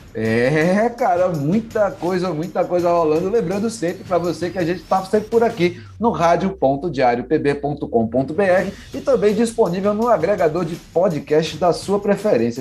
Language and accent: Portuguese; João Pessoa, Paraíba, Brazil; lá na minha terra, lá em João Pessoa